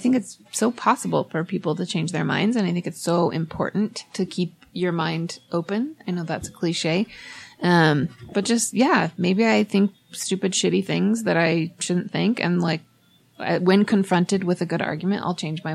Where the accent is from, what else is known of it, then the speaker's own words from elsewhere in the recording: Oregon, United States; moved away; I'm from Oregon, and I didn't grow up with a lot of Mormons.